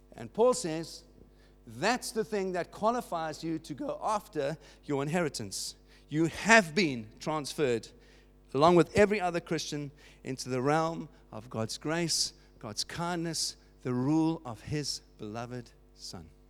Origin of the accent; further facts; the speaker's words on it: Cape Town, Western Cape, South Africa; moved away as an adult; now in United Kingdom; I was not born here, as you know from my accent. I was born in Cape Town, in South Africa